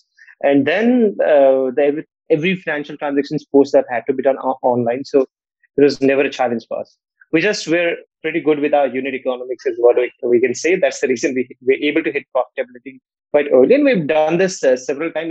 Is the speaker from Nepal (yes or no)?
yes; Nepal; now in India; I come from a different country. I come from Nepal